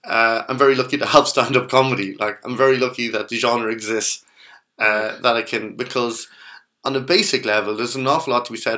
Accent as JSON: {"language": "English", "town": "Kells", "region": "Leinster", "country": "Ireland", "said": "I come from Kells."}